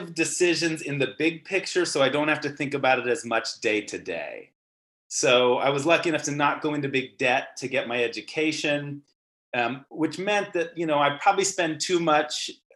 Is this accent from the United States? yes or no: yes; Seattle, Washington, United States; also born or lived in Boston / New York / Bay Area / Providence; I'm based in Seattle, Washington, which is also where I grew up